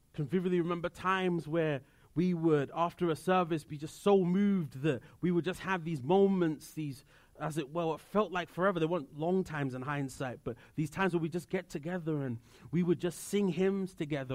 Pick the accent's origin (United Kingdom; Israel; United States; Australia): United Kingdom; moved away; I come from the United Kingdom